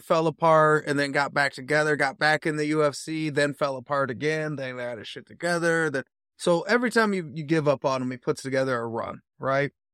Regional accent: United States; I am an American, I'm a typical American

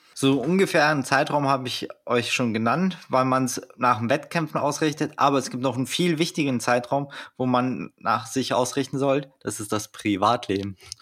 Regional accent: Germany; als Deutscher

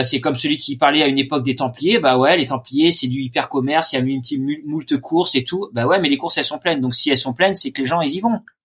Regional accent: Normandy, France; je suis normand.

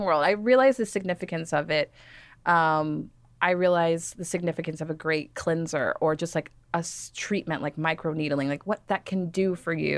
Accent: Dallas, Texas, United States; I grew up in Dallas, Texas

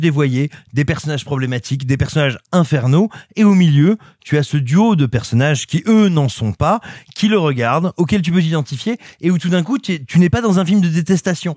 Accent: France; also born or lived in Auvergne / Burgundy; je suis né en Auvergne, et j'ai grandi entre l'Auvergne et la Bourgogne

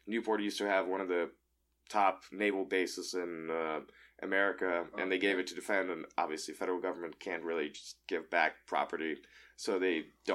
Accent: Moscow, Russia; I grew up in Moscow, Russia.

